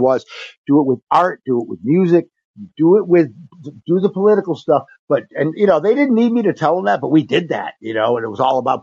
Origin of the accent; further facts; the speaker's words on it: Central New York, United States; I'm from Central New York